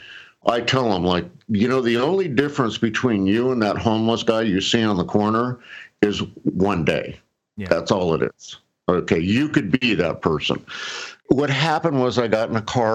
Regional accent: San Clemente, California, United States; I grew up in San Clemente, California, right down the street from where you live, Gons

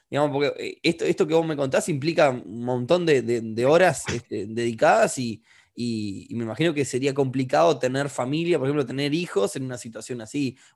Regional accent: Uruguay; tú sos peruano, nosotros somos de Uruguay, estamos en una situación más o menos parecida, países que no son desarrollados del todo todavía

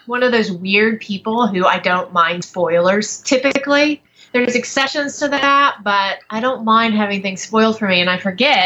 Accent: Salisbury, North Carolina, United States; my hometown in Salisbury, North Carolina

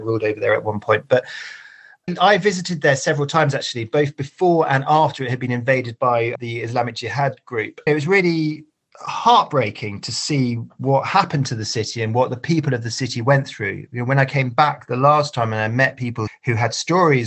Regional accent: United Kingdom; as a Brit

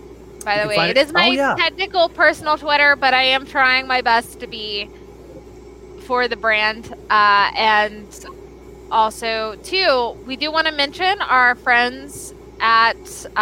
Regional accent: the South, United States; accent: southern; With my giant southern accent.

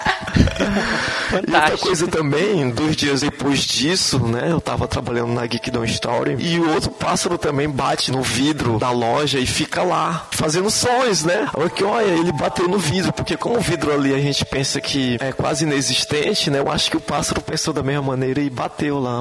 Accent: Timon, Maranhão, Brazil; also born or lived in Teresina, Piauí / Codó, Maranhão; Eu nasci aqui, né, em Teresina, só que eu sempre morei em Timon, né? E minha família é do interior de Codó

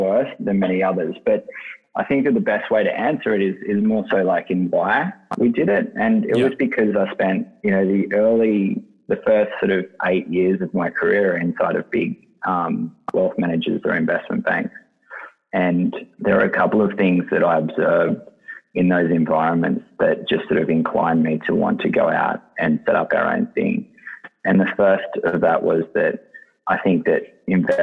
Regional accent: Sydney, New South Wales, Australia; the Lugano is the suburb that I grew up in Sydney

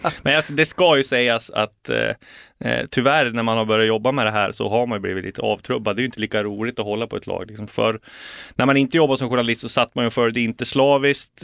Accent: Bergsjö, Gävleborg County, Sweden; moved away as an adult; also born or lived in Sundsvall; now in Stockholm, Sweden; Bergsjö i Hälsingland där jag är uppvuxen eh, och sen flyttade vi till Sundsvall när jag var 14

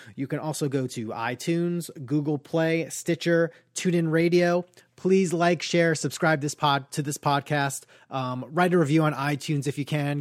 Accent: New York, United States; I'm from New York

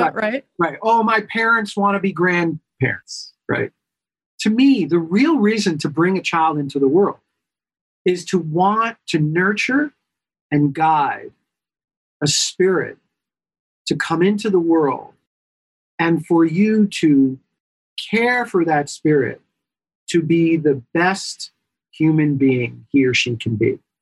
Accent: New York, United States; I am a New Yorker by trade, by heart, by birth

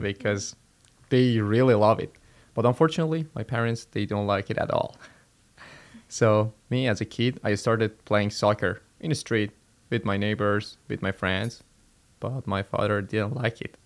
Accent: Iran; moved away as an adult; I'm Iranian. I'm from Iran.

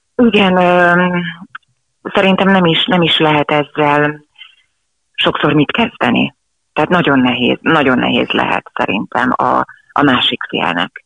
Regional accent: Želiezovce, Nitra Region, Slovakia; moved away; egy 150 fős pici faluban éltünk, vagy éltek a szüleim akkor a nagyszülőkkel együtt, és onnan a város Zseliz, ahol aztán később éltünk

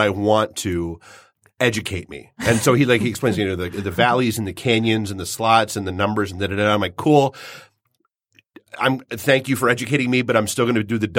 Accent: New Hampshire, United States; moved away; I grew up in New Hampshire. It's a great place to be from.

